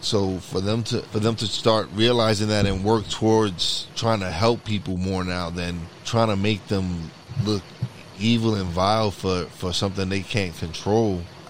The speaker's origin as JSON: {"language": "English", "town": "New York City", "region": "New York", "country": "United States", "tie": "born or raised there", "said": "I grew up in Brooklyn, New York during the crack epidemic"}